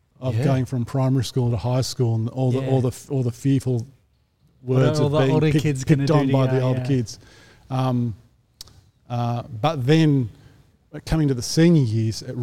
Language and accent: English; Sydney, New South Wales, Australia; I grew up in the northwest of Sydney